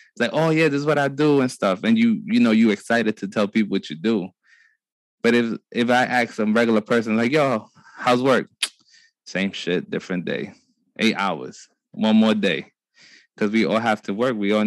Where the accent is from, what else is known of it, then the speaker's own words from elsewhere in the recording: New York City, New York, United States; growing up in Brooklyn, in my little block